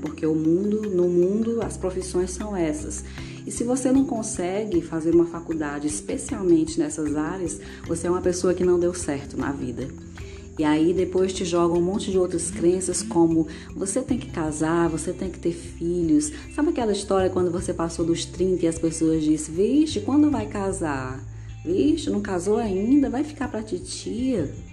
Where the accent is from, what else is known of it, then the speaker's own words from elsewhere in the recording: Ceará, Brazil; cearense completamente apaixonada pela minha terrinha, minha terra do sol